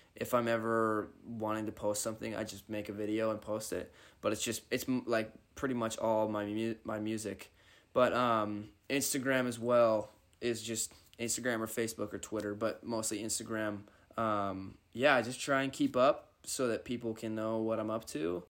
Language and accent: English; northeast of Seattle, Washington, United States; I'm from Washington, like, up kinda by Seattle, like, forty-five minutes northeast of Seattle.